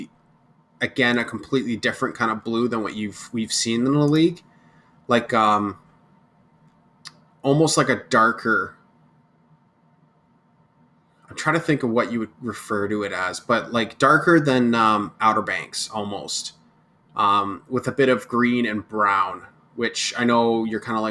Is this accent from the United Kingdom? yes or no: no; Kingston, Ontario, Canada; It's my home city.